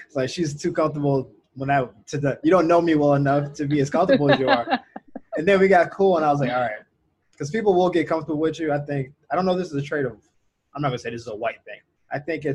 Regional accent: the South, United States; I grew up poor in the South

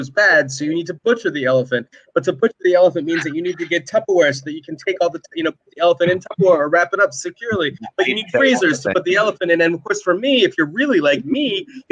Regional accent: Marlton, New Jersey, United States; also born or lived in Mount Laurel, New Jersey; I grew up in Marlton, New Jersey, which is the township next door to here

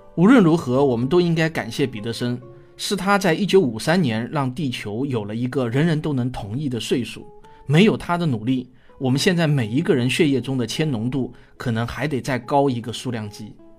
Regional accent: China; 美国人呼吸的大气与我们中国人呼吸的大气啊，并没有什么本质的不同

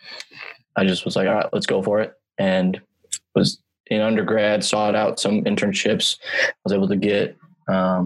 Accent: Eagan, Minnesota, United States; I grew up right outside St. Paul, Minnesota, in a town called Eagan

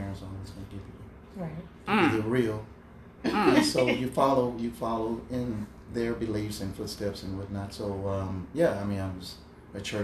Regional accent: Houston, Texas, United States; now in Atlanta, United States; I'm originally from Houston, Texas. Been living here in Atlanta since 1985.

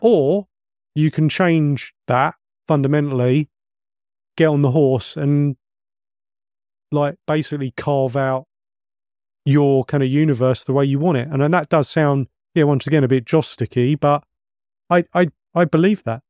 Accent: England, United Kingdom; we're English

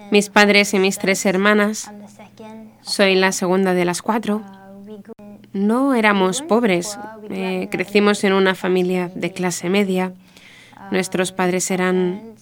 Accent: Singapore; y cumplo 28 años este año. Nací en Singapur. Yo y mis hermanas, somos cuatro, crecimos en una familia protestante, una familia protestante muy estricta.

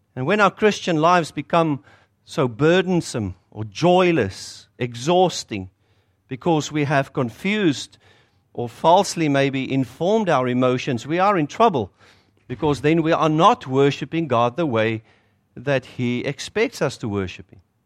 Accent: South Africa; accent: South African; moved away as an adult; now in North Shore, New Zealand; you'll hear from my accent. It's South African

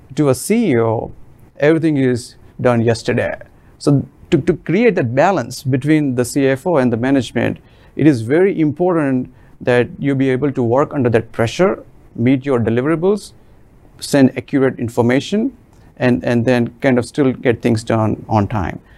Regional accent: Mumbai, Maharashtra, India; moved away as an adult; now in United States; I'm originally from India, and I have been living in United States for almost 21 years now. Uh, I was born in the middle class family in the city of Mumbai, and where we used to own about 300 square foot of house

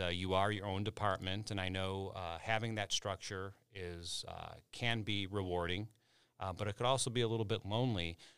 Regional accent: Chicago, Illinois, United States; growing up in Chicago

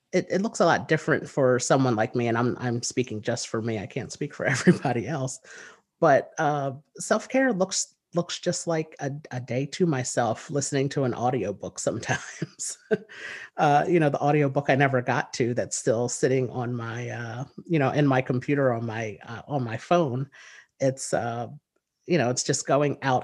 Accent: New Jersey, United States; I am from the United States. I live in New Jersey, and I've lived here all of my life.

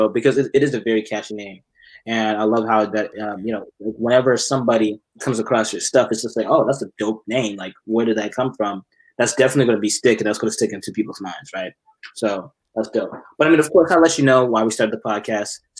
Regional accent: Dallas, Texas, United States; Yeah, bro. Dallas.

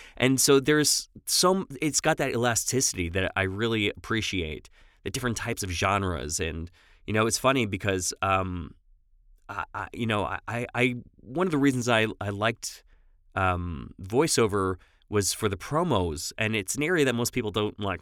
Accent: Long Island, New York, United States; accent: New York; moved away as an adult; also born or lived in Los Angeles, California; I'm from New York originally. Uh, moved out to L A in two thousand seven and lived there for about fourteen years.

